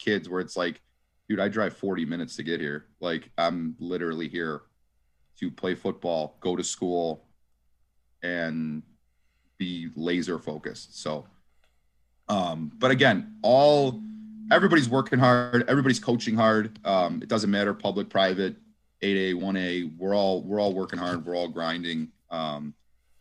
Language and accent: English; Lombard, Illinois, United States; I grew up in Lombard, Willowbrooks and Villa Park